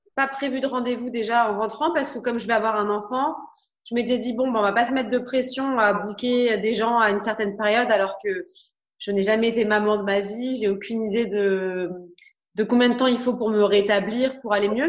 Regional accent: France; je suis française

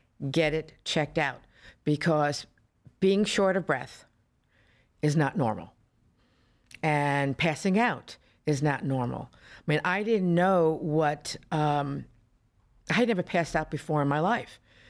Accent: Florida, United States; I'm from Florida. I was raised in Florida. I don't know any weather but Florida.

